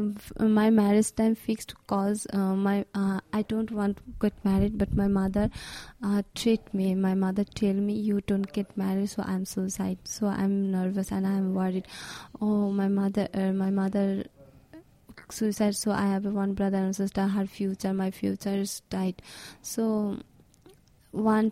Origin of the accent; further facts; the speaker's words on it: Bangladesh; from Bangladesh.